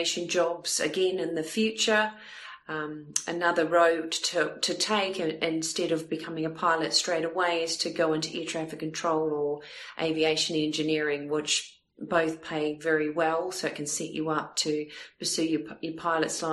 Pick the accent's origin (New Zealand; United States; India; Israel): New Zealand; also born or lived in Melbourne, Australia; now in Southampton, United Kingdom; I'm originally from New Zealand